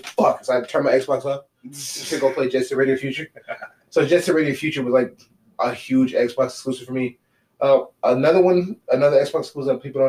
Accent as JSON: {"language": "English", "region": "California", "country": "United States", "tie": "born or raised there", "said": "Growing up in California"}